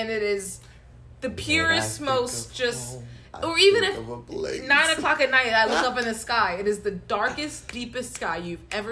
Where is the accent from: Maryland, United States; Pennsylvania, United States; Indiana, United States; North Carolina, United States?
Maryland, United States; Baltimore; I grew up in the Baltimore area